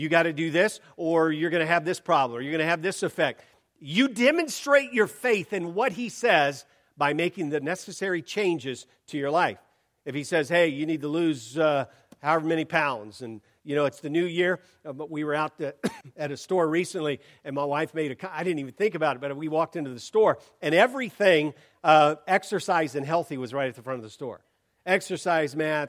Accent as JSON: {"language": "English", "town": "Portland", "region": "Oregon", "country": "United States", "said": "I'm from Portland"}